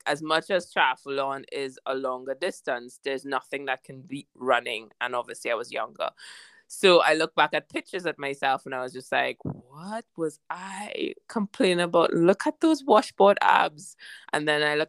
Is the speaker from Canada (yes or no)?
no; Trinidad & Tobago; moved away as an adult; also born or lived in Barbados / London; growing up, I was born in Trinidad. My mom's from Barbados, and I went to about 4 to 5 different primary schools and secondary schools.